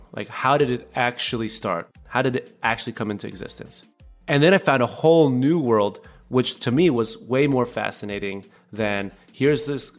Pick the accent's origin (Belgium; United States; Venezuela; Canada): Venezuela; also born or lived in Caracas; when I was growing up in Venezuela